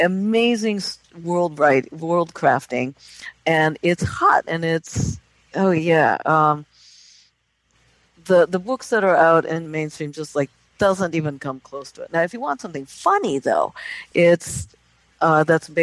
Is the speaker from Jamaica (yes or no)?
no; Japan; moved away; Japan is my home country